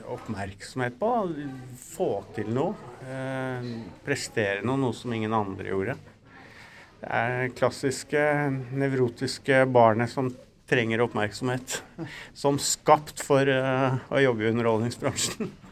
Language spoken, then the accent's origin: Norwegian; Norway; Vi er jo nordmenn